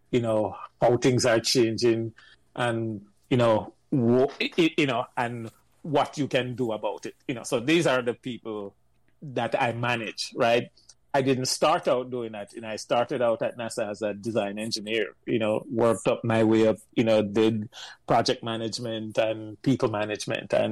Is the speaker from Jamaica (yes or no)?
yes; Jamaica; moved away as an adult; now in United States; I'm coming from Jamaica, go New York, and then end up enlisting at the Navy, spend six years